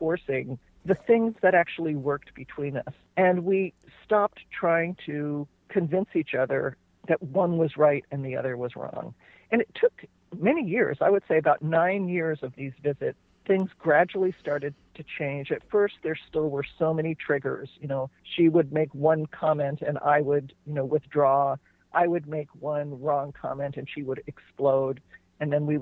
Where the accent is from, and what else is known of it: New Jersey, United States; born or raised there; moved away as an adult; now in California, United States